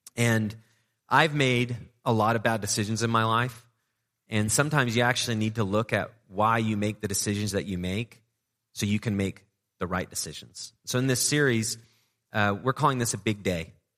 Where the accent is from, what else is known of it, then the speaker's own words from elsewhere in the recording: England, United Kingdom; moved away; I grew up in England